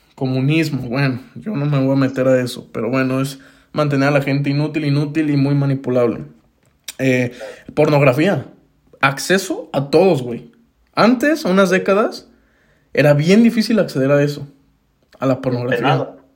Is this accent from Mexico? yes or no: yes; Mexico; acá en México